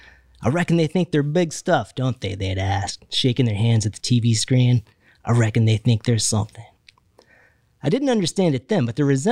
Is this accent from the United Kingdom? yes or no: no; Kentucky, United States; a young white kid growing up in Kentucky